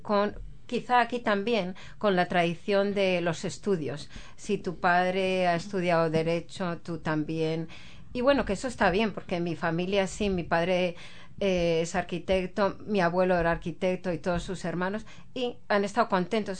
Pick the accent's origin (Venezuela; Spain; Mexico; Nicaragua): Spain; Madrid, Community of Madrid; now in New Zealand; yo soy de Madrid, la capital de España